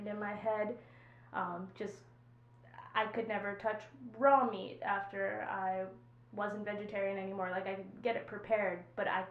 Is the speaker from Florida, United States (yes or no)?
no; New York, United States; also born or lived in South Central Pennsylvania; now in Pennsylvania, United States; I'm not from here. I'm from New York.